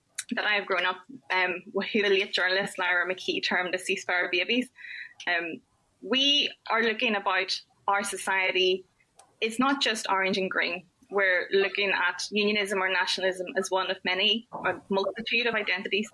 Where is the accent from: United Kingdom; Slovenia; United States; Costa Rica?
United Kingdom; Northern Ireland; moved away as an adult; I moved away from Northern Ireland